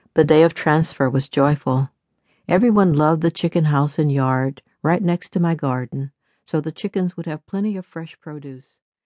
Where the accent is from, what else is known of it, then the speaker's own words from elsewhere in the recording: the South, United States; I grew up in the South, where we raise chickens every year for meat and for eggs